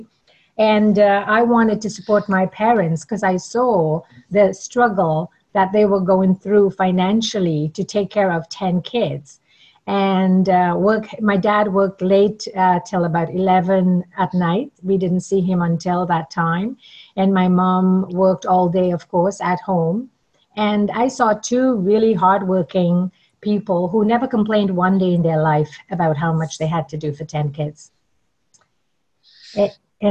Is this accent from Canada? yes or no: no; Trinidad & Tobago; I absolutely love talking about my hometown. I was born in the beautiful paradise island of Trinidad and Tobago